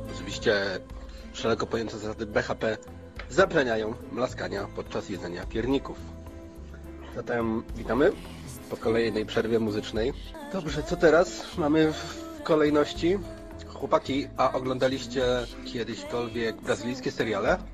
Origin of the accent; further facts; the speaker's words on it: Poznań, Greater Poland, Poland; my z Poznania